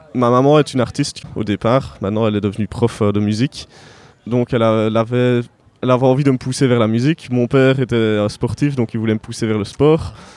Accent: Herve plateau, about twenty kilometres from Liège, Wallonia, Belgium; now in Liège, Belgium; si je suis né à Liège, mais j'ai pas grandi à Liège, donc j'ai grandi à une, vingtaine de kilomètres d'ici, dans la campagne, donc, voilà. sur le plateau de Herve au milieu des champs

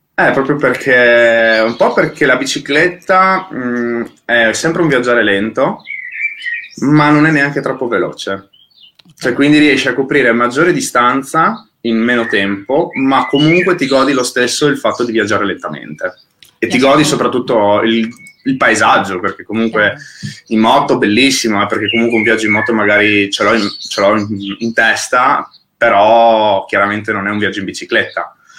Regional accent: Friuli-Venezia Giulia, Italy; noi che siamo friulani

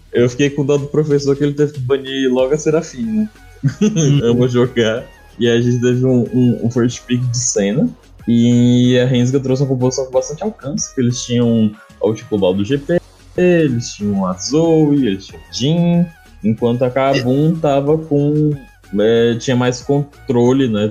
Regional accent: Bahia, Brazil; um bom baiano que sou

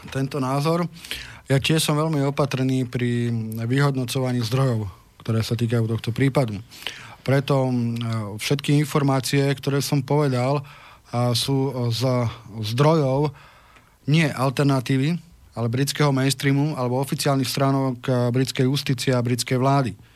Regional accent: Slovakia; som katolík, uh, som právnik a som Slovák.

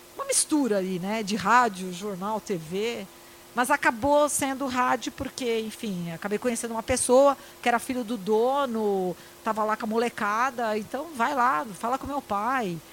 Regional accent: Santos, São Paulo, Brazil; eu entrava na Igreja do Imbaré, que eu sou de Santos

